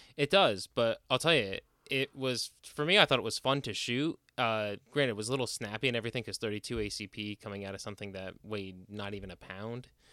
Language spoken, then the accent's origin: English; New Jersey, United States; moved away; growing up in, again, growing up in Jersey